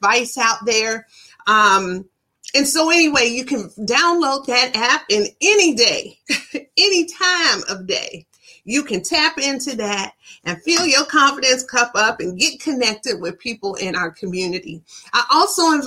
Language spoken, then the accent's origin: English; Ann Arbor, Michigan, United States; moved away; all the way back from Ann Arbor, my hometown